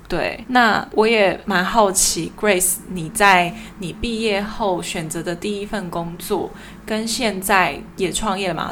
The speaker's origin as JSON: {"language": "Chinese", "region": "Taoyuan", "country": "Taiwan", "moved": "as an adult", "lives_now": "Taipei, Taiwan", "said": "我不是台北人，我是桃园人"}